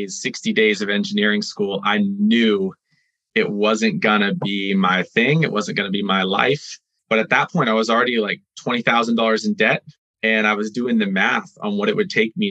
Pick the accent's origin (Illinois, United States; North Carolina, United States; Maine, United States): Maine, United States; I grew up in Maine